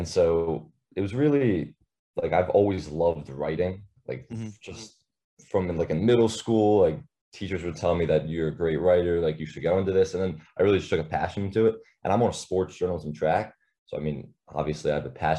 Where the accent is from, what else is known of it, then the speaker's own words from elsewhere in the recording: Lower Merion, Pennsylvania, United States; moved away as an adult; now in Maryland, United States; I'm out of state, so I'm right outside Philadelphia in a town called Lower Marion